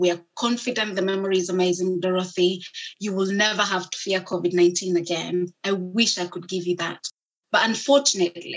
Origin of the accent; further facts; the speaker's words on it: Kenya; moved away; I grew up in Kenya